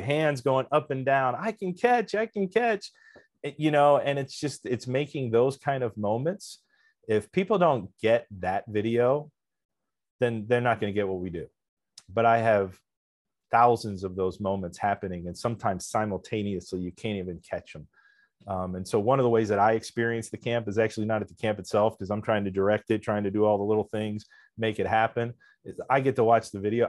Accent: Reading, Pennsylvania, United States; my hometown in the Reading Phillies at the municipal stadium where I grew up watching the Reading Phillies

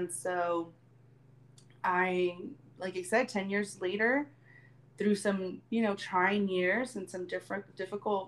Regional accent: Long Beach, California, United States; moved away as an adult; also born or lived in Mexico City, Mexico; now in Mexico; I was born in Mexico City, raised in Long Beach, California, and now I'm back here

